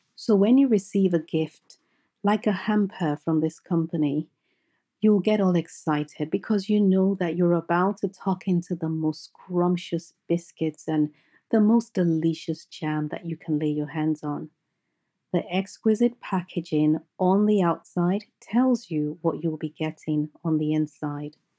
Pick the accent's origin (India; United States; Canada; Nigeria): Nigeria; I grew up in Nigeria, and I had a happy, picture-perfect childhood